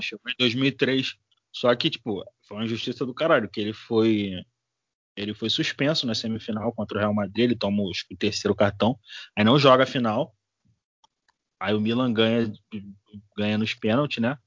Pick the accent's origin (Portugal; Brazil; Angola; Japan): Brazil; a gente é brasileiro